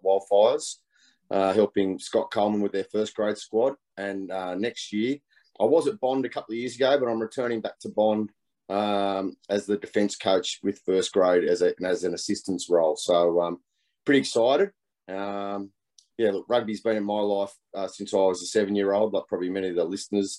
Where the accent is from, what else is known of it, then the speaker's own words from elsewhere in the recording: Canberra, Australian Capital Territory, Australia; moved away; I'm born and bred in Canberra, so I'm back here